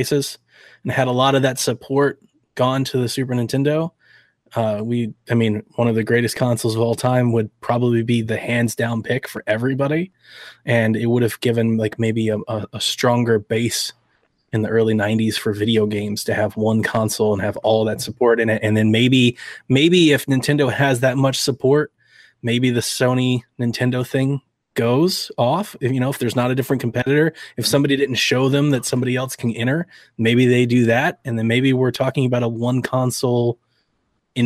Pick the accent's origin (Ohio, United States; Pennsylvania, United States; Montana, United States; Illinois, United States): Ohio, United States; Cleveland; I'm from Cleveland